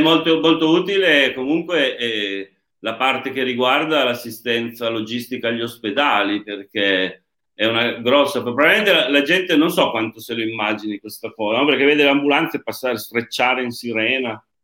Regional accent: Turin, Piedmont, Italy; also born or lived in Tortona; io sono torinese

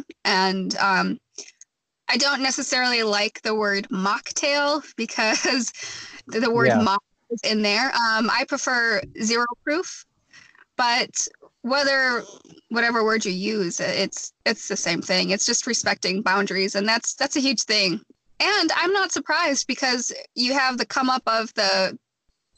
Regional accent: Wisconsin, United States; moved away; I bartended in Wisconsin, which is my home state

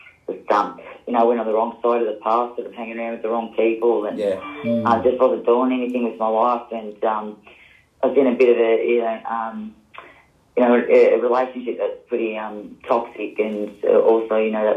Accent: Melbourne, Victoria, Australia; I grew up in Yarraville, the western suburbs

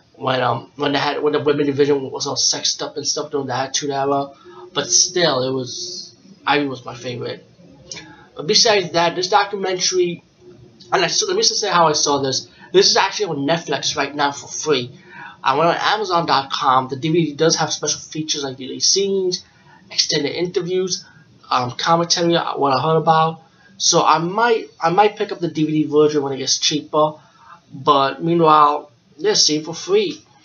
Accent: New York, United States; I'm from New York

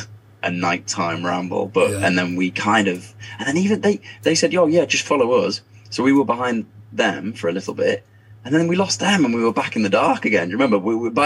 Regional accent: Carlisle, North West England, United Kingdom; Growing up in Carlisle, I grew up in Carlisle, and growing up very close to the Lake District

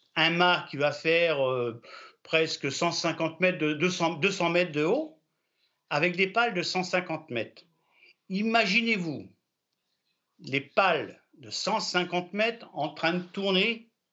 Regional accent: Brittany, France; je suis breton, fier d'être breton, je défends ma nationalité bretonne

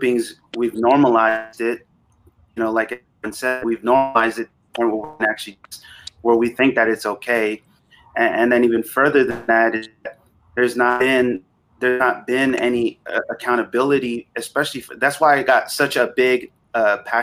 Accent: Vallejo, California, United States; I grew up in Northern California in the Bay Area, in a town called Vallejo, just outside of Oakland

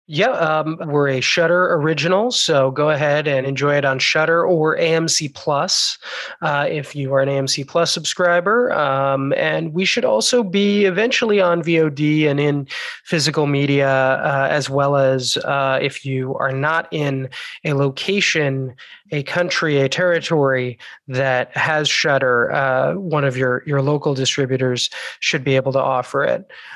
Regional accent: United States; we are three American Jews, relatively well assimilated here

